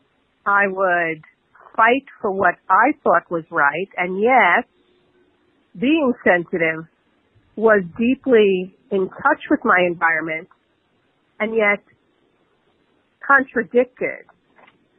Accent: New York City, New York, United States; also born or lived in Queens, New York City; I'm from the Bronx in New York City originally. During the age of when rap was just coming of age, we moved to another borough of Queens

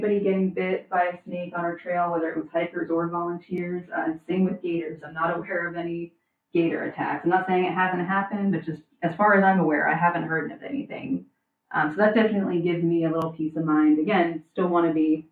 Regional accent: Northeast, United States; moved away as an adult; now in Florida, United States; I'm originally from the Northeast.

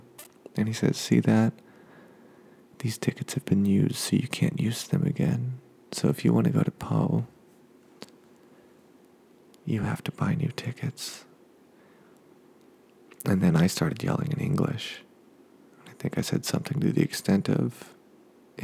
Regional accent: United States

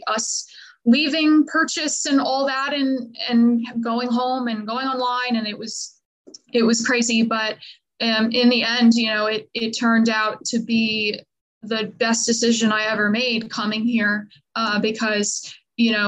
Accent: Long Island, New York, United States; now in Nashville, United States; I am originally from Long Island, New York

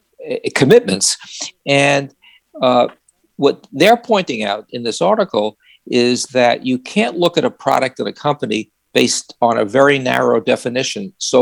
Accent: New York, United States; accent: New York; now in Santa Barbara, United States; after living in Santa Barbara for 22 years and eliminating my New York accent by being here for 4 days, I think I may have picked it up again.

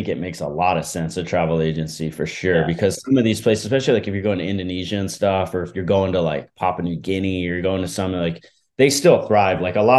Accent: East Coast, United States; I was like, you know, growing up on the East Coast.

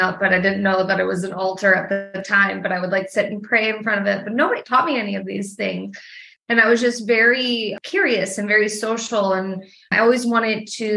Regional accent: Milwaukee, Wisconsin, United States; now in Nashville, United States; I'm from Wisconsin, actually, originally. I'm from Milwaukee.

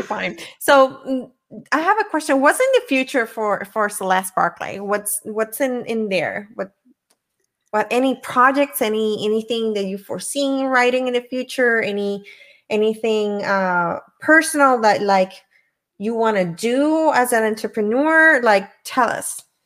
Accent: Puerto Rico; I'm from Puerto Rico

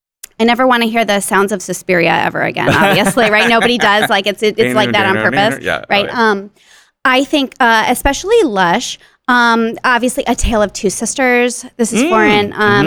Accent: Houston, Texas, United States; I went to college in my hometown, and I'm very family-oriented.

